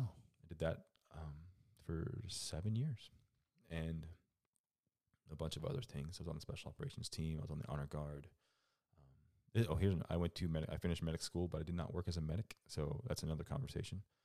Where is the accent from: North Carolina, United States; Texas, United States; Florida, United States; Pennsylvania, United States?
Florida, United States; moved away as an adult; I grew up in Florida